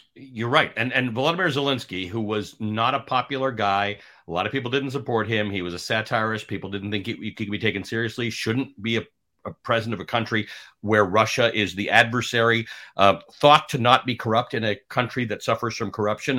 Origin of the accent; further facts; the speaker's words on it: Canada; now in United States; I'm Canadian